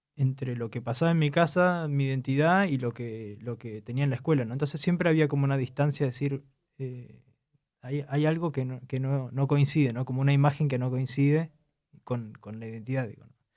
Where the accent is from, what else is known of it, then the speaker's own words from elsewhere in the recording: Argentina; moved away as an adult; now in Warsaw, Poland; vengo de Argentina, hace unos dos años que vivo en Polonia, en Varsovia, precisamente